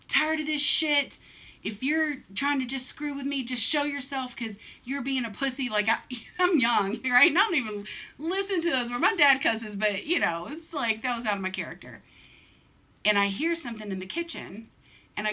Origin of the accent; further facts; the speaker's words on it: the South, United States; I'm from the South